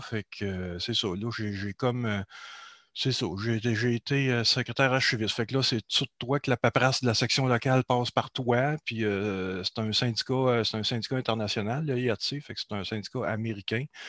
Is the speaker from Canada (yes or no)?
yes; Beauce, Quebec, Canada; je suis de la Beauce. D'ailleurs, en ce moment, je suis toujours en Beauce. J'ai fait un retour en Beauce après 20 euh, ans à, la ville de Québec.